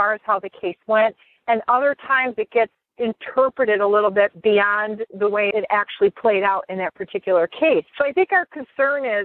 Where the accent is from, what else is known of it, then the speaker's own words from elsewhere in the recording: Detroit, Michigan, United States; I'm from Detroit